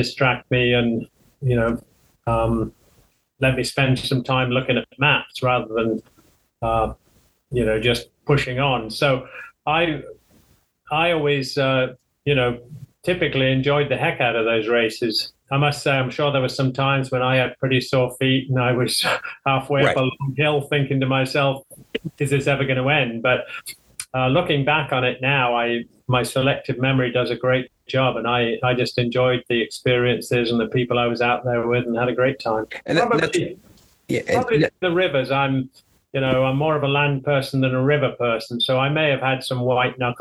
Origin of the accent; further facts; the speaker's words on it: the very north of England, North East England, United Kingdom; I'm not quite Scottish. I'm from the very north of England.